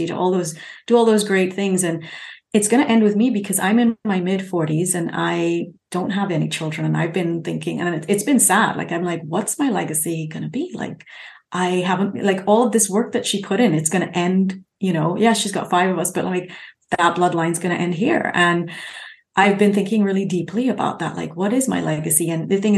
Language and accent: English; Trinidad & Tobago; also born or lived in United Kingdom; now in San Diego, United States; I lived in the UK for 20 years. I'm now in San Diego. I grew up in Trinidad